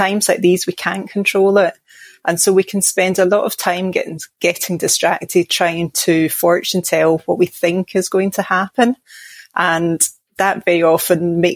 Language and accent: English; Glasgow, Scotland, United Kingdom; now in Midlands, England; I'm from Glasgow in Scotland, but I live now down in the Midlands in England